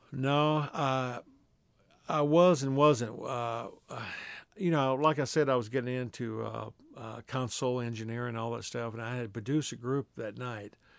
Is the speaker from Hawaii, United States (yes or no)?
no; Texas, United States; we're both from Texas